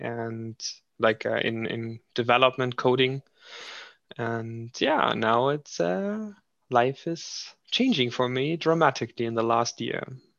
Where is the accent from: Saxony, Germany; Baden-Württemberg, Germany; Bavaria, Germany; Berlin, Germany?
Berlin, Germany; from Germany, Berlin, my favorite city in the world until now.